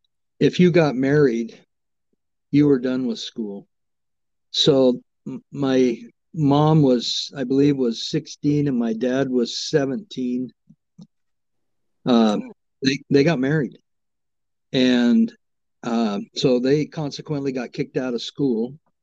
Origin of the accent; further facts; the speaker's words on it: Umatilla, Oregon, United States; born there; I was born in Umatilla.